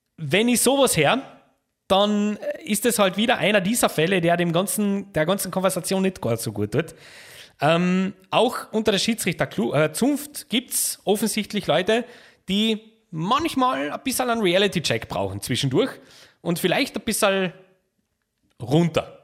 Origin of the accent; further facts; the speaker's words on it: Austria; Bei uns in Österreich